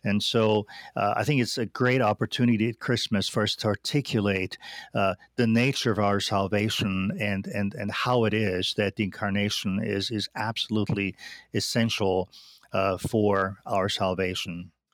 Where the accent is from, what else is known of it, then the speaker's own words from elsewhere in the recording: Austria; moved away as an adult; now in United States; I grew up in Austria